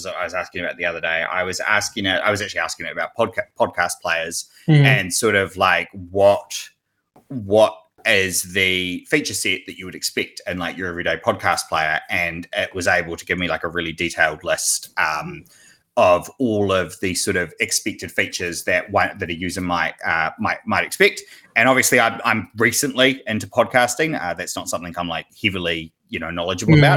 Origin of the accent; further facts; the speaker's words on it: New Zealand; I'm a developer from New Zealand